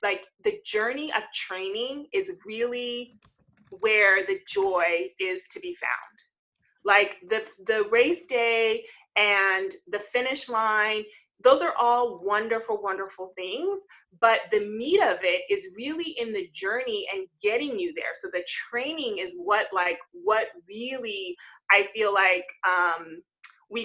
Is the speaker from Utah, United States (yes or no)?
no; Southern California, United States; I am from California. I'm a Southern California girl, born and raised